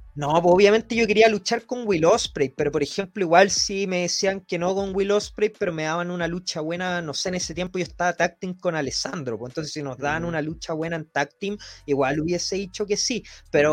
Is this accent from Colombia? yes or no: no; Chile; yo soy de Chile